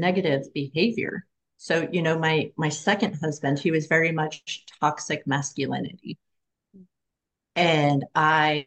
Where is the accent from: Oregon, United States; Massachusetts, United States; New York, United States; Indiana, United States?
Oregon, United States; I'm from Oregon